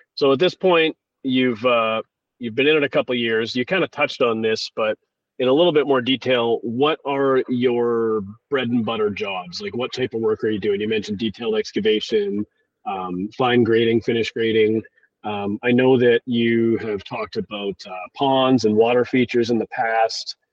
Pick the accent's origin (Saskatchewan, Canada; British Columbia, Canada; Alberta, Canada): British Columbia, Canada; Victoria; right here in my hometown of Victoria, British Columbia.